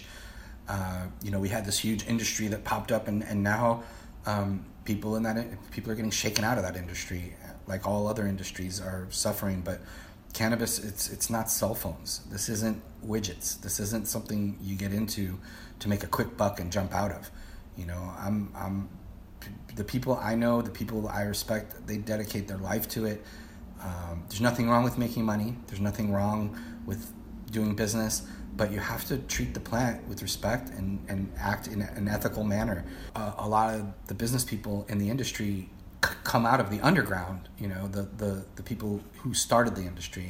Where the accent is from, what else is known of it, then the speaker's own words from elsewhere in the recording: Brookline, Massachusetts, United States; moved away; in my hometown of Brookline